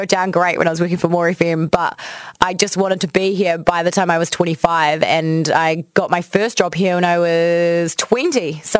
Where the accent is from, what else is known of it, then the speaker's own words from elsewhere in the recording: Timaru, Canterbury, New Zealand; also born or lived in Porirua / Waimate / Christchurch; I was born in Porirua and then we moved down to Waimate. Then we moved to Timaru, which I consider like my hometown because I lived there for my entire childhood. And when I was 13, I moved to Christchurch.